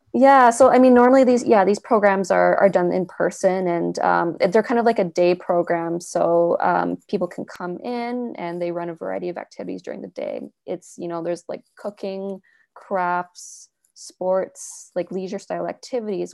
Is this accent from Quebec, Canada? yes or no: no; Vancouver, British Columbia, Canada; moved away as an adult; I'm originally from Vancouver, so I was back in Vancouver for the summer